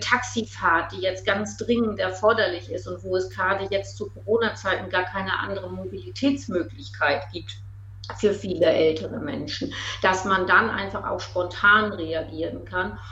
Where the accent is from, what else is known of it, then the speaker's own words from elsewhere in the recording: East Frisia, Lower Saxony, Germany; moved away as an adult; Ostfriesin bin, viele Jahre buten Ostfriesen war, 25 Jahre gar nicht in Ostfriesland war, aber jetzt wieder zurückgekommen äh, und mich ausgesprochen wohlfühle in meiner alten Heimat